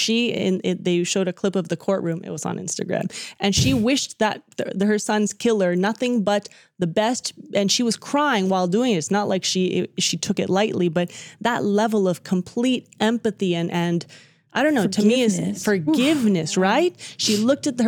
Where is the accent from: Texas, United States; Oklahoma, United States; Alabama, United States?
Texas, United States; Dallas; growing up in the Dallas community